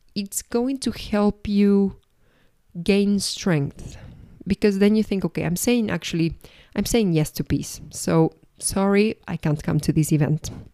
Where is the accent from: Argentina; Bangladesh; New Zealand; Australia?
Argentina; also born or lived in Paris, France; now in Madrid, Spain; I'm originally from Argentina. I lived for six years in Paris